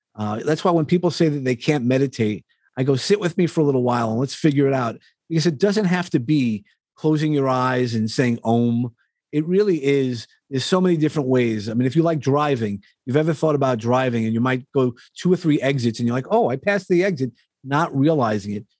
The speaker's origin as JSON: {"language": "English", "region": "New York", "country": "United States", "accent": "New York", "said": "my New York accent"}